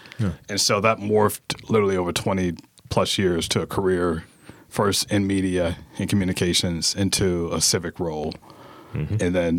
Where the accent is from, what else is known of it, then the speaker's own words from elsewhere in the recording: Atlanta, Georgia, United States; also born or lived in Pittsburgh; now in Baltimore, United States; grew up in Atlanta. And I mean, obviously, when people say Atlanta, it's like the whole metro, right? So I grew up in what is DeKalb County, very middle-class black area.